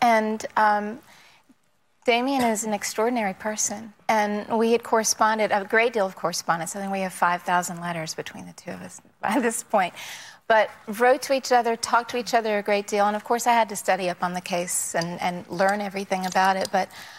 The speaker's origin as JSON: {"language": "English", "region": "the South", "country": "United States", "tie": "born or raised there", "said": "I was raised in the South, so I understood the culture, and I understood what it was like to be a little bit different in my community."}